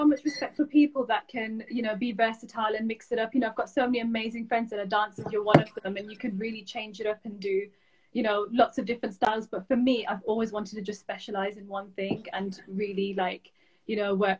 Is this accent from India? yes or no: no; Lahore, Punjab, Pakistan; born there; whereas I'm not born in Birmingham, I'm born in Lahore.